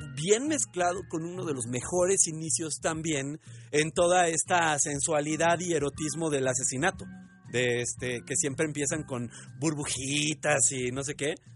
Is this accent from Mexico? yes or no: yes; Mexico